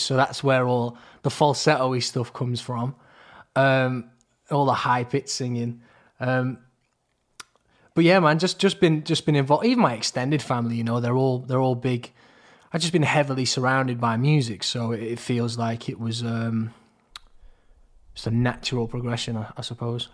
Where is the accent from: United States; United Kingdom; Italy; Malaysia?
United Kingdom; Crewe, North West England; moved away; also born or lived in Manchester; we're both from Crewe originally